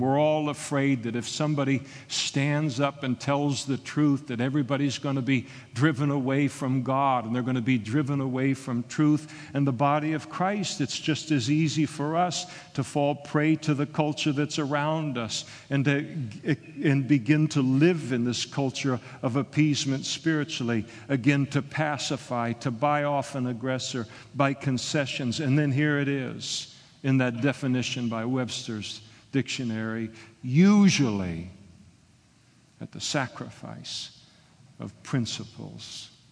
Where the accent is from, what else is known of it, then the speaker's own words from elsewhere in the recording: Scotland, United Kingdom; I'm a Scot